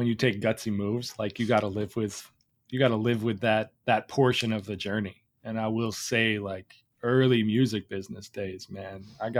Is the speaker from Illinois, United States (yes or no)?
yes; Chicago, Illinois, United States; I'm from Chicago.